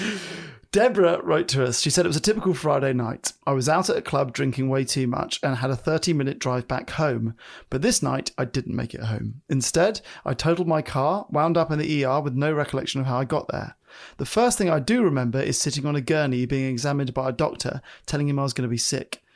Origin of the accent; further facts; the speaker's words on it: United Kingdom; I'm British